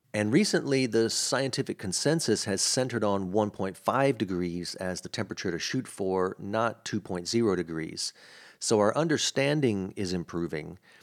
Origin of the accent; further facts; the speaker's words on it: Mississippi, United States; also born or lived in New Orleans, Louisiana; I grew up in Mississippi, which has a much different accent